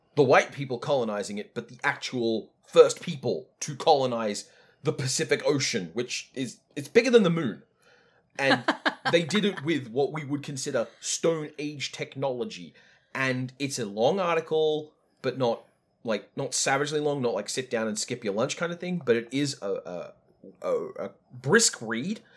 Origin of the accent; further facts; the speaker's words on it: Australia; white people from an adjacent culture, like Australia